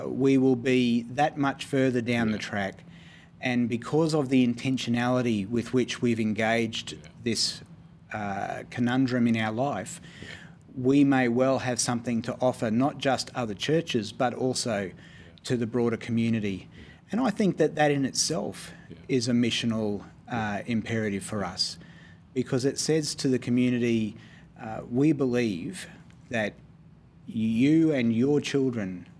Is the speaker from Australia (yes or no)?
yes; Queensland, Australia; being a Queenslander myself